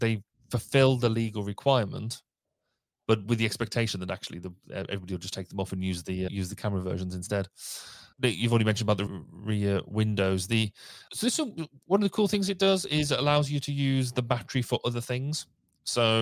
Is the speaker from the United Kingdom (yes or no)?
yes; United Kingdom; we're typically British